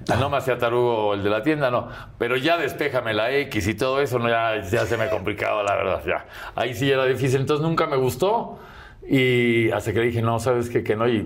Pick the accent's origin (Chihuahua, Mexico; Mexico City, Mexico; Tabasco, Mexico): Mexico City, Mexico; Coapa; No, ah, yo soy de Lavante, de Miramontes. Allá de Miramontes para allá.